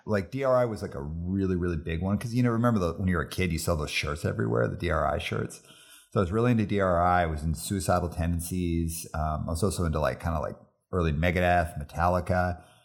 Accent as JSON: {"language": "English", "town": "Calgary", "region": "Alberta", "country": "Canada", "tie": "born or raised there", "also_born_or_lived": "Montreal", "moved": "as an adult", "lives_now": "Vancouver, Canada", "said": "grew up in Calgary"}